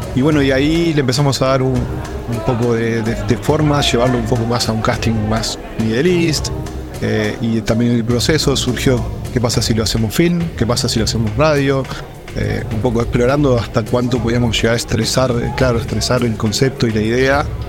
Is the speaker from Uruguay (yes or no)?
yes; Uruguay; also born or lived in Dubai; now in Hamburg, Germany; yo de Uruguay